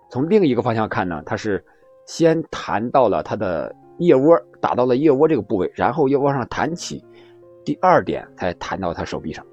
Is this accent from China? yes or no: yes; China; 用我们中国人的防疫政策来看